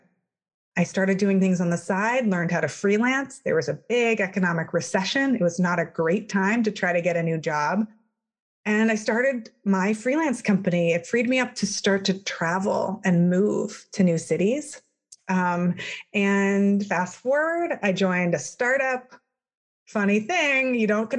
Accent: Palo Alto, California, United States; moved away as an adult; also born or lived in Ohio; I grew up in Palo Alto, California, in Silicon Valley.

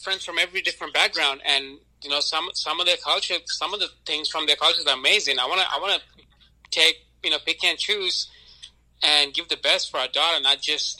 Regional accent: Sri Lanka; now in United States; if I'm Sri Lankan, you know, when I grew up in Sri Lanka

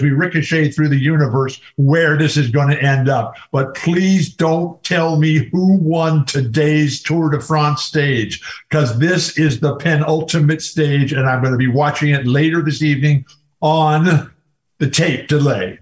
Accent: San Diego, California, United States; your roots come from San Diego, which is my hometown.

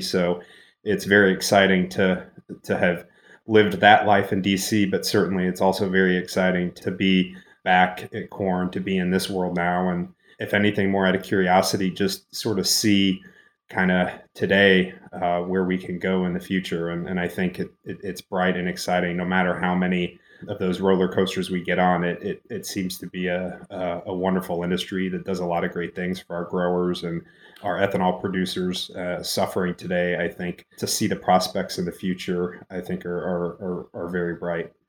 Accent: Quincy, Illinois, United States; moved away as an adult; also born or lived in Washington, D.C.; I grew up in Western Central Illinois, Quincy, Illinois, Adams County

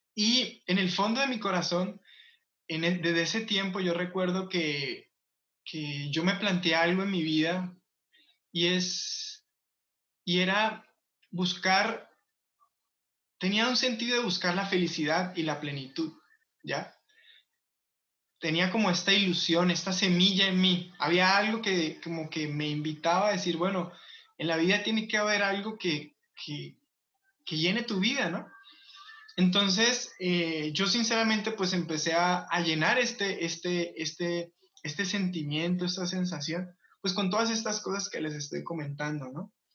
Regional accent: Colombia; moved away; el barrio o la colonia que yo me crié en Colombia

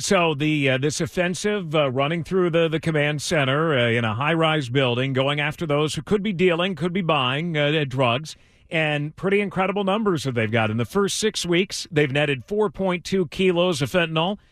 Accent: Bay Area, California, United States; growing up in the Bay Area

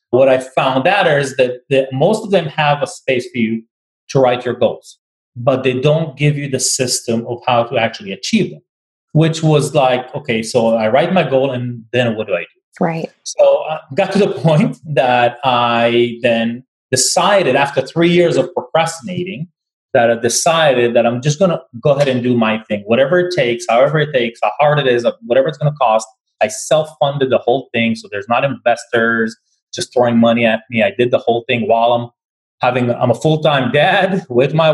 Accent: Tel Aviv, Tel Aviv District, Israel; moved away; So but before that, I came from Tel Aviv as well, from Israel. So I'm not, I've been here for 21 years.

